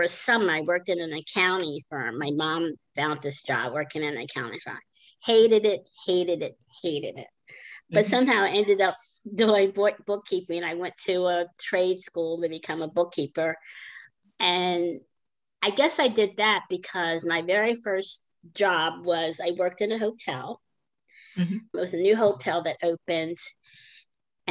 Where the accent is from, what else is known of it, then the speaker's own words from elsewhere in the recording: Maryland, United States; moved away; I grew up in Maryland.